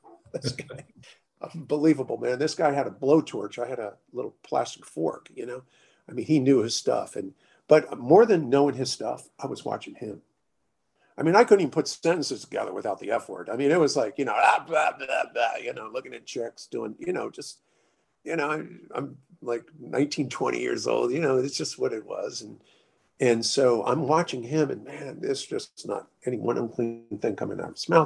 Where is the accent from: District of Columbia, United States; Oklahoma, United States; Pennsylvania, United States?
District of Columbia, United States; Washington; moved away as an adult; also born or lived in California; I'm from Washington, D.C.